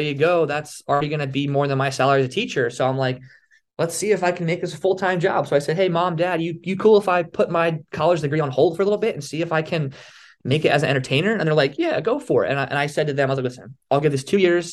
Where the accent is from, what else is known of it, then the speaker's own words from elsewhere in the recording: Philadelphia, Pennsylvania, United States; moved away; I was originally from the Philadelphia area